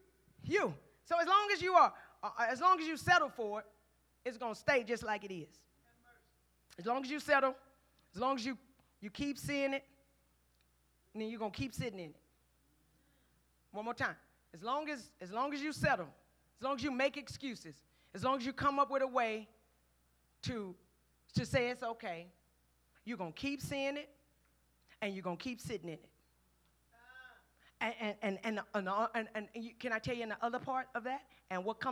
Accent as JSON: {"language": "English", "town": "Houston", "region": "Texas", "country": "United States", "said": "I'm from Fifth Ward."}